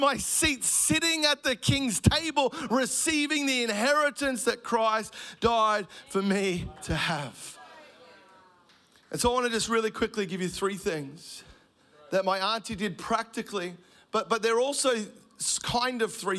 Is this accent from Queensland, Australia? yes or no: no; Melbourne, Victoria, Australia; I grew up in Melbourne, a single mum family.